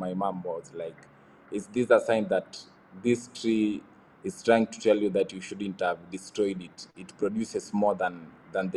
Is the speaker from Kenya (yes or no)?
yes; Bomet, Bomet County, Kenya; I grew up in Bomet